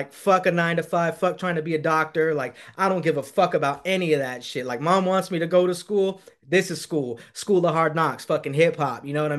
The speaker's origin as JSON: {"language": "English", "town": "San Marcos", "region": "California", "country": "United States", "said": "And I'm originally from San Diego, California."}